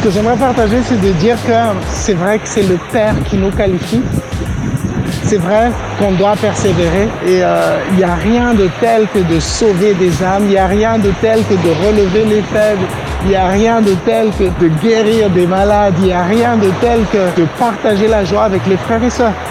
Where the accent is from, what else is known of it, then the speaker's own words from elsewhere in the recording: Madagascar; also born or lived in Réunion; mon pays Natal, Madagascar